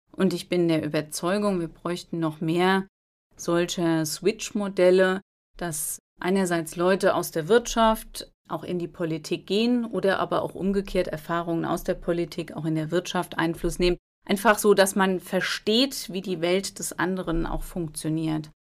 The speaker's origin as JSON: {"language": "German", "town": "Alzey", "region": "Rhineland-Palatinate", "country": "Germany", "tie": "born or raised there", "said": "Ich bin im Vorort von Alzey aufgewachsen, in Albeck, kleiner Ort, drei Kilometer von Alzey entfernt. Und lebe heute noch in Alzey."}